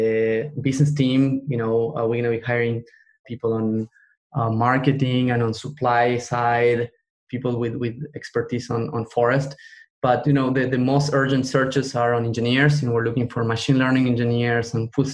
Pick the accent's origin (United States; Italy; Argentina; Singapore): Argentina; moved away; I come from Argentina.